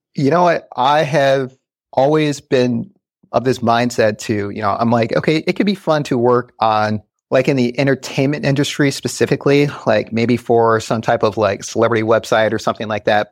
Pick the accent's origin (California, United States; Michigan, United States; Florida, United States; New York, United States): Michigan, United States; Westland; also born or lived in Grand Rapids, Michigan; Went to school in Westland